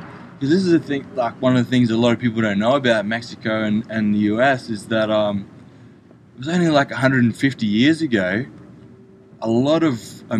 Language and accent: English; Australia; now in United States; I came from Australia